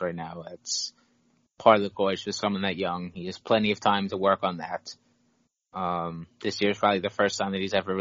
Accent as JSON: {"language": "English", "region": "New York", "country": "United States", "said": "I'm New York"}